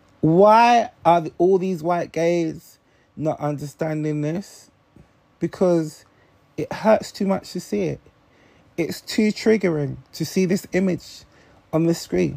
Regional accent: London, United Kingdom; I'm from South East London. I grew up in a time when people used to put NF on the walls of the estate I used to live

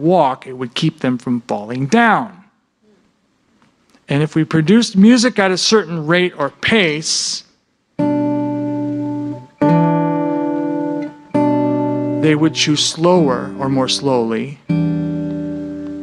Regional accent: New York, United States; also born or lived in East Coast; now in Minnesota, United States; I'm from New York

